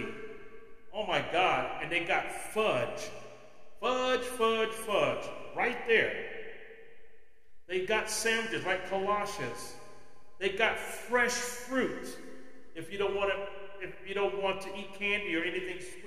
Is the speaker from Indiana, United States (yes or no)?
no; California, United States; moved away as an adult; now in Texas, United States; I am from California, born and raised in California